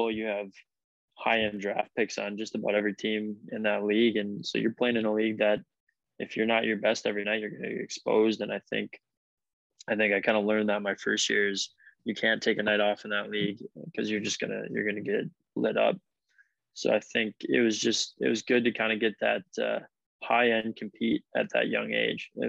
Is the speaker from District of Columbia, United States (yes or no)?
no; Green Bay, Wisconsin, United States; hockey in Green Bay is definitely kind of moving forward in, in the right directions. I think you know there's a lot of good coaches in in the area that I grew up